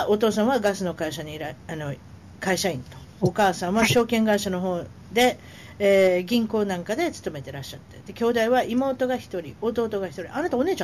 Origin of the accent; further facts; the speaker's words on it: Otaru, Hokkaido, Japan; moved away as an adult; also born or lived in Philippines; now in Colombia; 北海道の小樽市はい小樽市出身です小樽運河と寿司で有名です